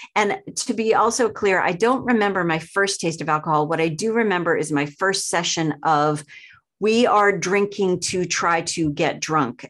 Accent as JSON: {"language": "English", "area": "outside of Boston", "region": "Massachusetts", "country": "United States", "tie": "born or raised there", "said": "I grew up outside of Boston, very small town"}